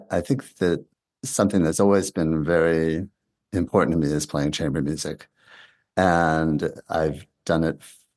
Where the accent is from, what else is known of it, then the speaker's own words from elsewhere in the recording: Massachusetts, United States; also born or lived in Philadelphia / Los Angeles; now in Bloomington, United States; I grew up in Massachusetts and lived in Philadelphia, lived in Los Angeles. Now I live in Bloomington, Indiana